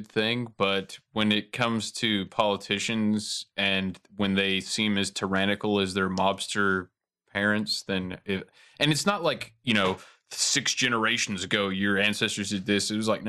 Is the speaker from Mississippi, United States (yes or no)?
no; Ohio-Michigan border, United States; now in Tennessee, United States; I was raised on the Ohio-Michigan border